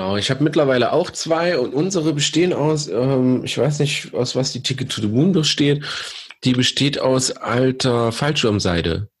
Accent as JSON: {"language": "German", "region": "East Germany", "country": "Germany", "tie": "born or raised there", "said": "wir sind gebürtige Ossis"}